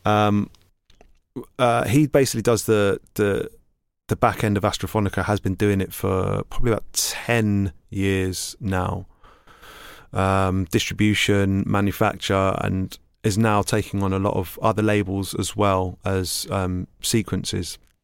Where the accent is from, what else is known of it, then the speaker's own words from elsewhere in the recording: London, United Kingdom; I grew up in East London in Hackney, and I went to school in Islington.